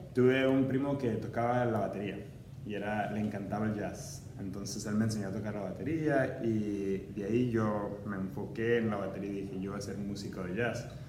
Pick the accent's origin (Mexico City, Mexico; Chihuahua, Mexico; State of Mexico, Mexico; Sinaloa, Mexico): Chihuahua, Mexico; Ciudad Juárez; moved away; also born or lived in El Paso, Texas / Cincinnati; nací en El Paso, Texas y me crié en Juárez, México